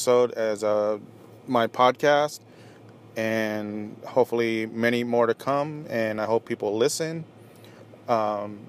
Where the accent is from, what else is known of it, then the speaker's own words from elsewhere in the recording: Orange County, Southern California, United States; moved away as an adult; also born or lived in Apple Valley, California; now in Las Vegas, United States; I grew up in Southern California. Grew up in Orange County.